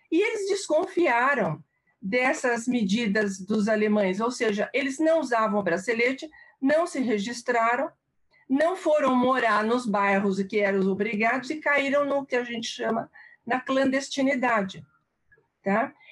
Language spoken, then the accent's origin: Portuguese; Charleroi, Wallonia, Belgium; moved away; 1944, na Bélgica, na, na região da, cidade da, da cidade de Charleroi.